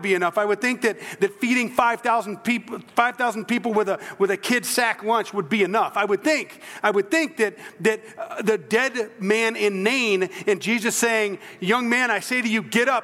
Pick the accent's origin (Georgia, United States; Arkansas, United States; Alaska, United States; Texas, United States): Georgia, United States; South Central; moved away; I'm from South Central Georgia originally, below the gnat line